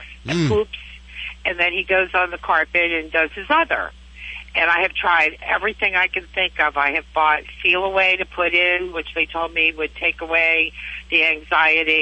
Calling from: Sarasota, Florida, United States; I'm calling from Sarasota

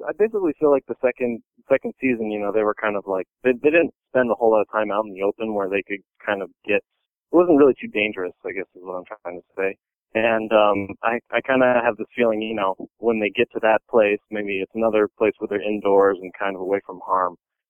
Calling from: Cambridge, Massachusetts, United States; Cambridge, Massachusetts.

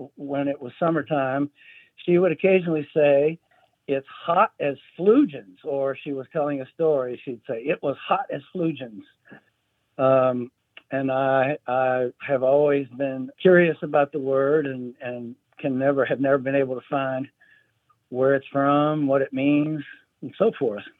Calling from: Murray, Kentucky, United States; I'm calling from Murray, Kentucky

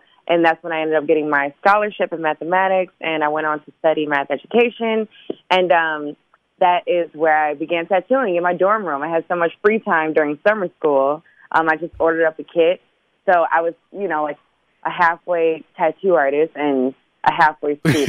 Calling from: Los Angeles, California, United States; I'm calling from Los Angeles.

